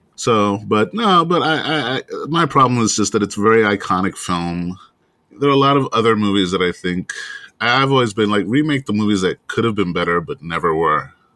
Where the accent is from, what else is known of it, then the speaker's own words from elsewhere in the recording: New York City, New York, United States; I'm from Brooklyn.